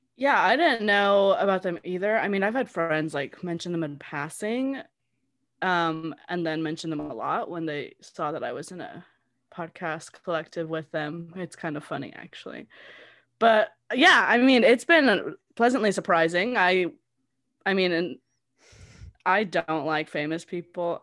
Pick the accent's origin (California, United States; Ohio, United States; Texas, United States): California, United States; Southern; I grew up in Southern California my whole life